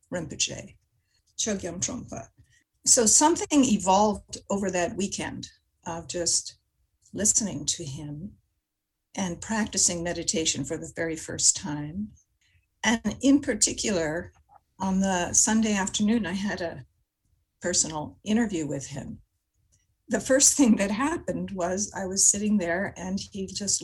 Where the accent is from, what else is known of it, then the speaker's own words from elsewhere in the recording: Montreal, Quebec, Canada; I grew up in Montreal